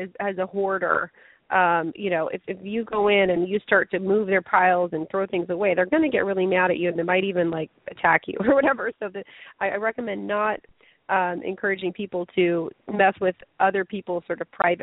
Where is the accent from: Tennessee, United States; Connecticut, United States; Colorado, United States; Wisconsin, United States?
Colorado, United States; Lafayette; moved away as an adult; also born or lived in China; my street in Lafayette, Colorado, which is my hometown